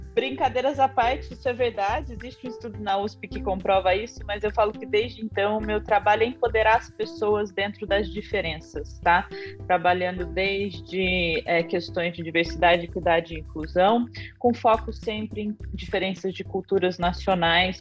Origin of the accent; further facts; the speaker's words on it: Batatais, São Paulo, Brazil; accent: caipira; moved away; also born or lived in Ribeirão Preto; eu sou de Batatais